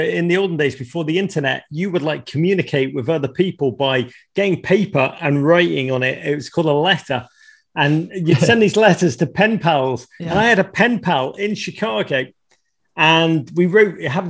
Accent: Liverpool, North West England, United Kingdom; moved away as an adult; now in United States; when I was a kid growing up in Liverpool in the 1980s

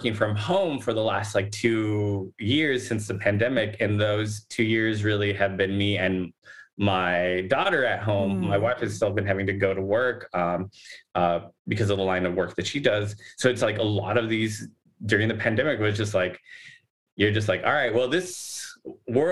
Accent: Los Angeles, California, United States; we grew up in Boyle Heights

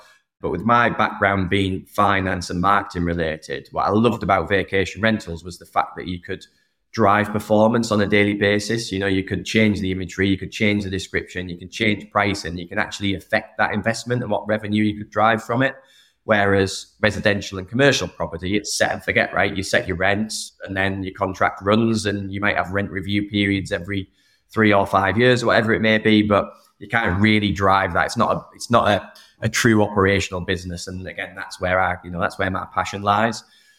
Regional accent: England, United Kingdom; Soccer's still the kind of the core, which I suppose is right being an Englishman.

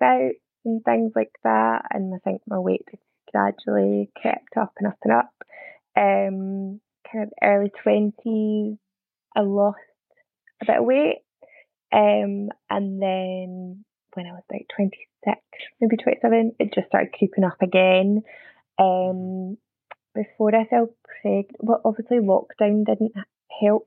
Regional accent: Scotland, United Kingdom; accent: Scottish; also born or lived in near Glasgow; I'm Scottish, probably tell by the accent. Live just outside of Glasgow

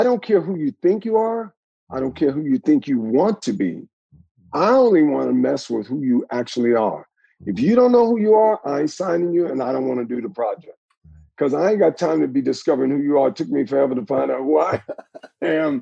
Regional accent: the South, United States; I grew up with in the South

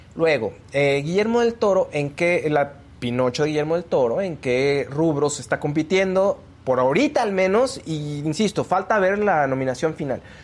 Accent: Mexico; nosotros como mexicanos

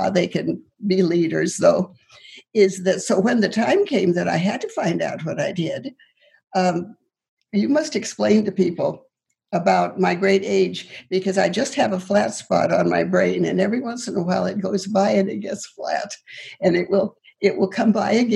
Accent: Moreland, Montana, United States; moved away; I grew up in Moreland, Montana, which is under Libby Dam now.

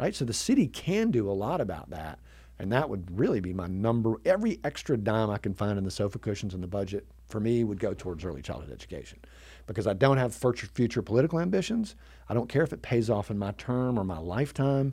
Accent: Chattanooga, Tennessee, United States; also born or lived in New York; I grew up here in Chattanooga, um, uh, except for four years up in New York in college

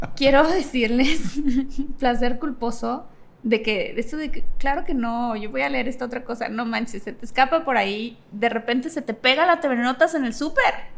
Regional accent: Mexico

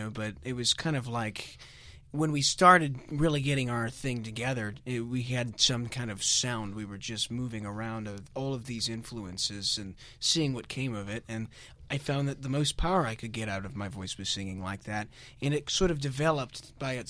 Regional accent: Michigan, United States; We're from Michigan

